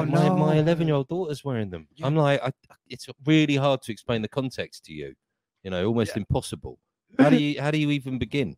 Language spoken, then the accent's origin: English; Haywards Heath, South East England, United Kingdom; moved away; my hometown, Haberteeth, is just literally down the road from Crawley.